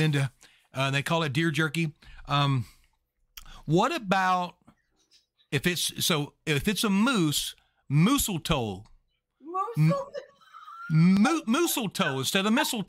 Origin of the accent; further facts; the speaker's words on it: Louisiana, United States; I'm actually from Louisiana